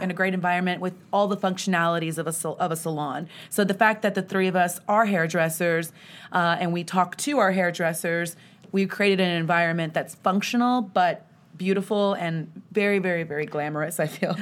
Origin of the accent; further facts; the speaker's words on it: Grand Prairie, Texas, United States; I'm born and raised in the D F W area. I grew up in Grand Prairie.